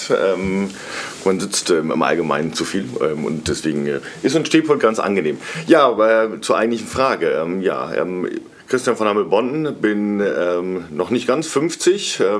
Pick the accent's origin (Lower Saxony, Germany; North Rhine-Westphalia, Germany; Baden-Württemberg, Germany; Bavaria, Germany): Lower Saxony, Germany; Cloppenburg; now in Munich, Germany; aufgewachsen bin ich in Kloppenburg